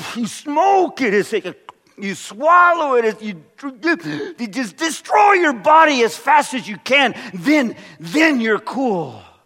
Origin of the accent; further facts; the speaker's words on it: California, United States; moved away as an adult; also born or lived in Maryland; I'm from California